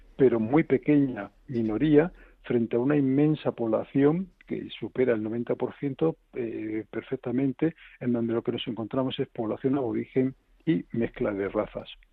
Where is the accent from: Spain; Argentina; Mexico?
Spain; somos españoles, que estamos orgullosos de nuestro legado